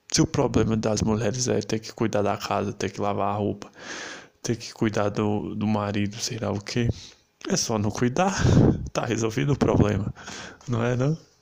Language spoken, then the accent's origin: Portuguese; Brazil; eu sou brasileiro e eu gosto disso